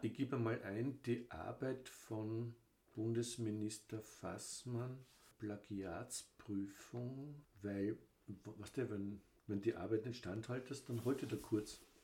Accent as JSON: {"language": "German", "country": "Austria", "said": "bei uns in Österreich"}